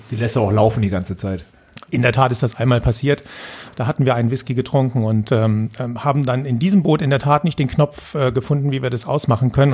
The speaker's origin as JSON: {"language": "German", "town": "Putzbrunn", "region": "Bavaria", "country": "Germany", "said": "in Putzbrunn, da wo ich herkomme"}